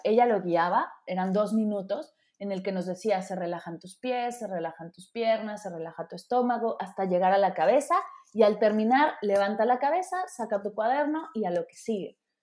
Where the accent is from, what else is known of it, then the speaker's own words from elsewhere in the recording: Mexico City, Mexico; yo que vengo de la Ciudad de México